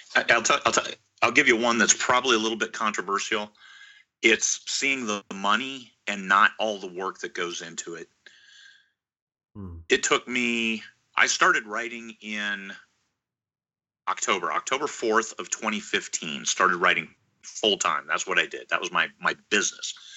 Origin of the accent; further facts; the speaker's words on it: Iowa, United States; now in Alaska, United States; I was uh, born and raised in Iowa.